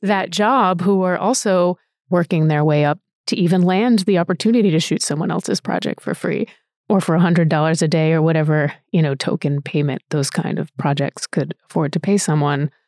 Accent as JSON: {"language": "English", "region": "Rhode Island", "country": "United States", "tie": "born or raised there", "also_born_or_lived": "New York", "moved": "as an adult", "said": "I grew up in Rhode Island"}